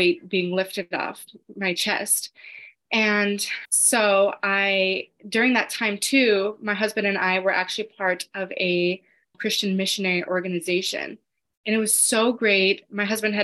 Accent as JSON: {"language": "English", "town": "Los Angeles", "region": "California", "country": "United States", "said": "I'm from Los Angeles"}